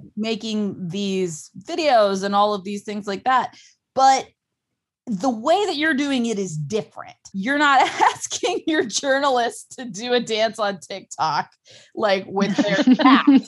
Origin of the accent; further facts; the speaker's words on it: Ohio, United States; I'm from Ohio and I don't live near any large or earthworks